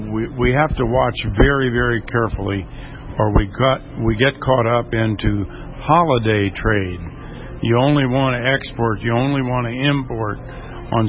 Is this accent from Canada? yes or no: no; Indiana, United States; I'm from Indiana, and predator control is a problem for us.